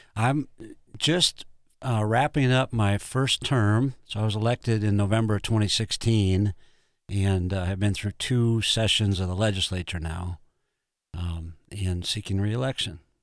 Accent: Brookings, South Dakota, United States; I was born in Brookings and, uh, grew up there, spent my life there.

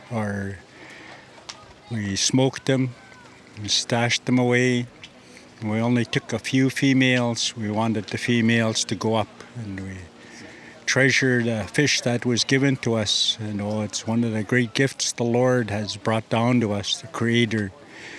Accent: Vancouver Island, British Columbia, Canada; where I came from Kwamutsin.

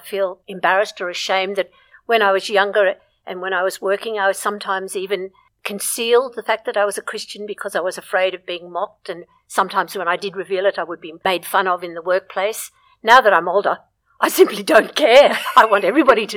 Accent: Brisbane, Queensland, Australia; when I was growing up in Brisbane

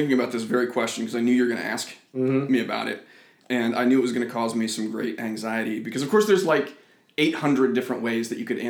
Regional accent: Iowa, United States; I'm from Iowa. I've moved around a lot kind of growing up, but I consider myself a Des Moinian now.

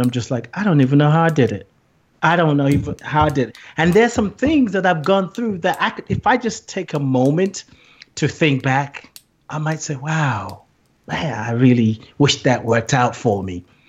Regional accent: Nigeria; moved away; also born or lived in England; I grew up in Nigeria

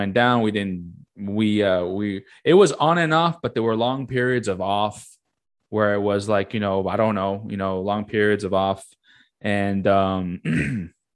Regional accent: United States; they probably know I'm American

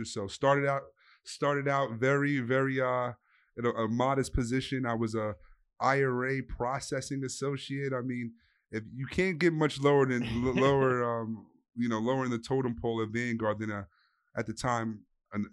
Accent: New York City, New York, United States; I'm from the Bronx, New York

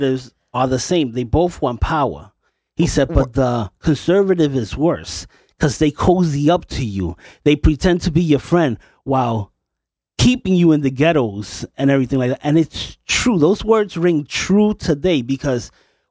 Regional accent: New York City, New York, United States; I'm from New York. Bed-Stuy, do or die, Brooklyn, New York

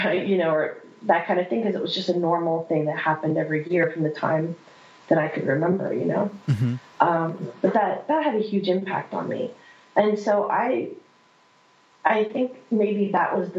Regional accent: central Pennsylvania, United States; moved away; I'm from central Pennsylvania originally. So I lived in the middle of nowhere.

